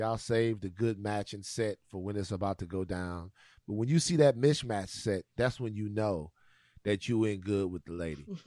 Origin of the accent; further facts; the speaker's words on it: Louisiana, United States; the Mardi Gras situation um, that goes on goes on in my home state